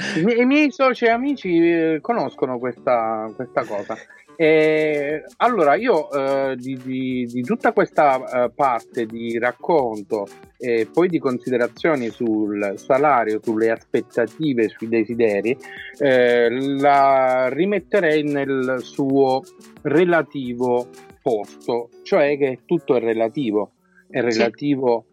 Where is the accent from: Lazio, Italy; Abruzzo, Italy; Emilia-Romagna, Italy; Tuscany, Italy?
Abruzzo, Italy; noi poi siamo abruzzesi